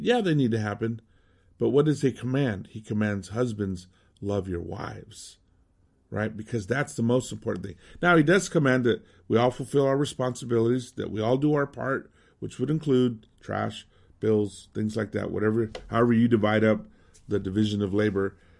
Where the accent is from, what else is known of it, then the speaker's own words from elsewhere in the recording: Southwest, United States; moved away as an adult; also born or lived in Mexico City; growing up in the Southwest, Hispanic